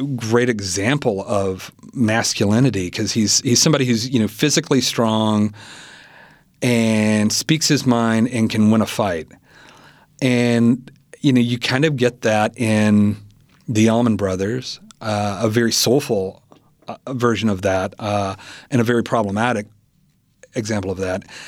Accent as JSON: {"language": "English", "town": "Selmer", "region": "Tennessee", "country": "United States", "tie": "born or raised there", "said": "my hometown, Selmer"}